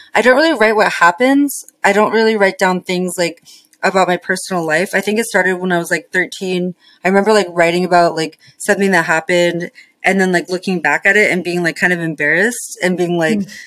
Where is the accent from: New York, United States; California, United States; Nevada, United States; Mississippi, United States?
Nevada, United States; Las Vegas; moved away; I grew up in Vegas